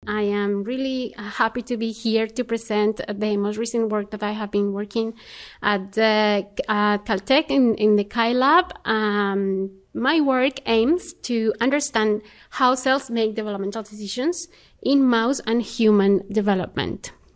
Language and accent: English; Colombia; moved away as an adult; I was born in Colombia